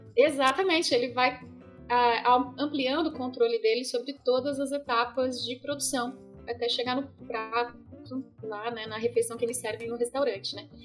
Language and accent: Portuguese; Santa Catarina, Brazil; moved away as an adult; now in Paraná, Brazil; E sou catarinense, moro no Paraná tem 10 anos